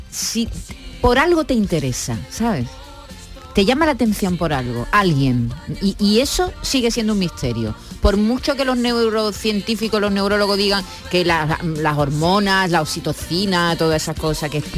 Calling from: Seville, Andalusia, Spain; Buenos días familia … de Sevilla.

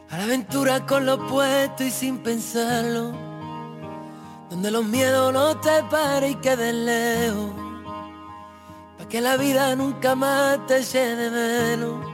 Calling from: Fuengirola, Andalusia, Spain; de Fuengirola.

